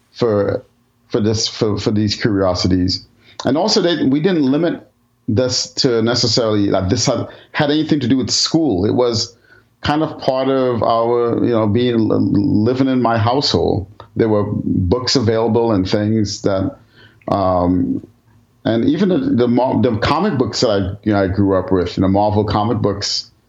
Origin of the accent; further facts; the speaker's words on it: New York City, New York, United States; I grew up in the Bronx in New York, and the part of Bronx, I, the part of the Bronx I grew up in, was um, a very um, you know culturally mixed neighborhood.